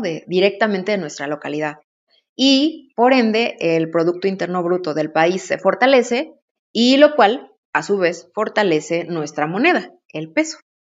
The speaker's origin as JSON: {"language": "Spanish", "region": "Oaxaca", "country": "Mexico", "said": "como pueblo oaxaqueño que somos"}